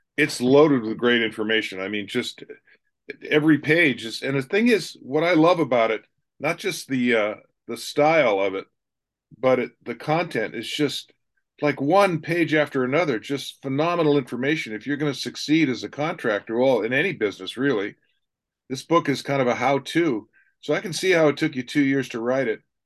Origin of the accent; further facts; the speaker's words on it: Ravenna, Ohio, United States; I was born in Ravenna